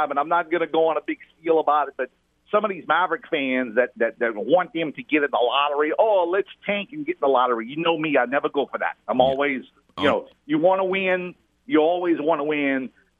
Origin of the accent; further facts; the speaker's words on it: Cajun, Louisiana, United States; being a Cajun guy